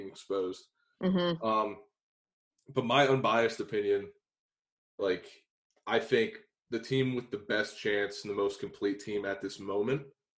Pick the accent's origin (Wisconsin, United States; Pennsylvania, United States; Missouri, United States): Pennsylvania, United States; Beaver; But I'm from Beaver